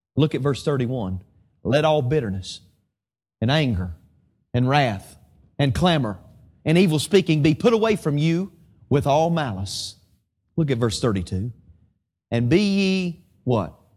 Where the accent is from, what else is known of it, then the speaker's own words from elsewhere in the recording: Statesville, North Carolina, United States; my hometown of Statesville, North Carolina